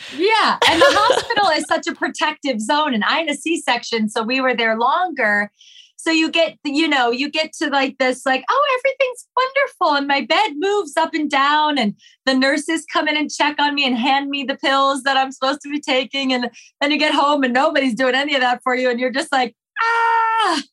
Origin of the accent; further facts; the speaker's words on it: Ohio, United States; also born or lived in New York; now in Los Angeles, United States; I'm currently 39 years old living in Los Angeles, but I was born and raised in Ohio, lived in New York for 19 years